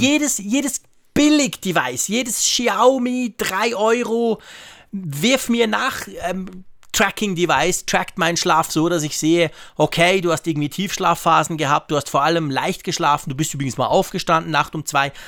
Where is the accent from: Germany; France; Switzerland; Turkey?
Switzerland; als Schweizer